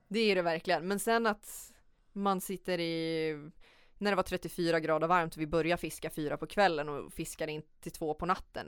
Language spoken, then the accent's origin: Swedish; Sweden; som svensk eller vit